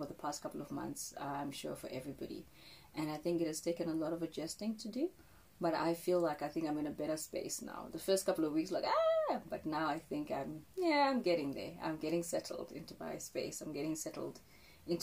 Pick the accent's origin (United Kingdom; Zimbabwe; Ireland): Zimbabwe; I'm from Zimbabwe, and you know, in our communities and our culture